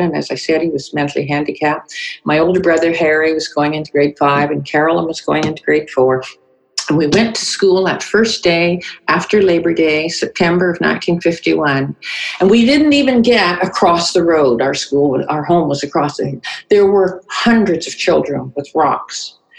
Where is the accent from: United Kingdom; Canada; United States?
Canada; North Vancouver, British Columbia; also born or lived in Winnipeg, Canada; I was born in Winnipeg. Um, we came to Vancouver in 19 North Vancouver actually in 1951. So I grew up on the North Shore